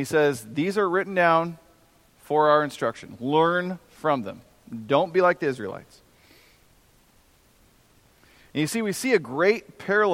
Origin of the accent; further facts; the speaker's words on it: United States; I'm an American